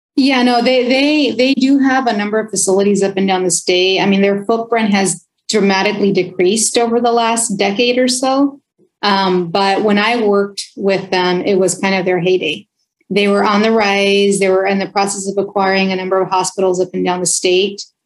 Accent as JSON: {"language": "English", "town": "Oxnard", "region": "California", "country": "United States", "tie": "born or raised there", "first_language": "Spanish", "second_language": "English", "said": "grew up in Oxnard, California"}